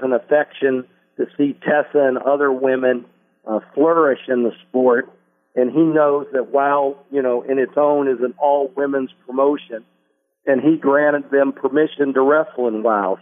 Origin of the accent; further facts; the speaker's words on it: Indianapolis, Indiana, United States; moved away as an adult; also born or lived in Los Angeles; my hometown of Indianapolis